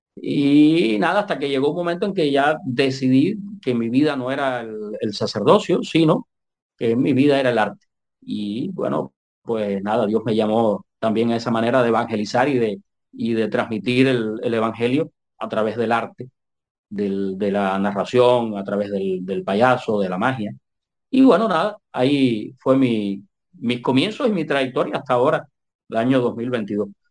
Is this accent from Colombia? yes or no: no; Manzanillo, Granma, Cuba; nací en, en, la ciudad de Manzanillo, en Granma, eh, allá cuando tenía 12 años del siglo pasado. Eh, comencé, comencé como locutor ahí